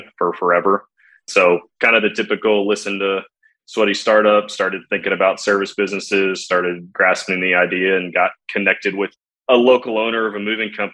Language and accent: English; San Antonio, Texas, United States; also born or lived in Dallas; Born and raised in San Antonio